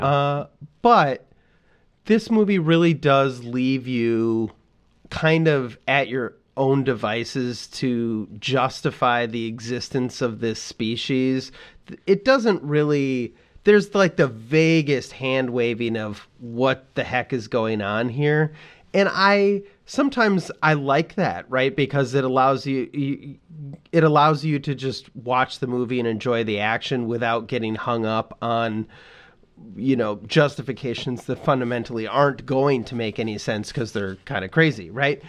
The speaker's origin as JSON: {"language": "English", "region": "Midwest", "country": "United States", "said": "as a Midwesterner"}